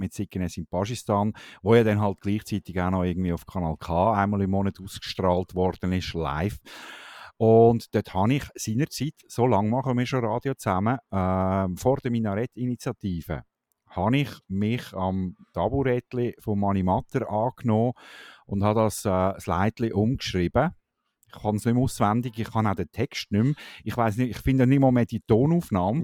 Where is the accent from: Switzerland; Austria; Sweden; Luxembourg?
Switzerland